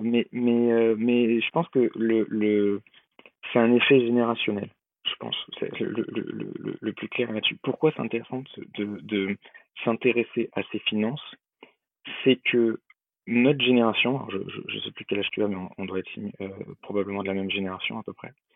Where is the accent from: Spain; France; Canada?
France; Bordeaux, Nouvelle-Aquitaine; moved away; also born or lived in Lyon; je suis bordelais d'origine, donc le truc que tout le monde appelle pain au chocolat, chez moi c'est une chocolatine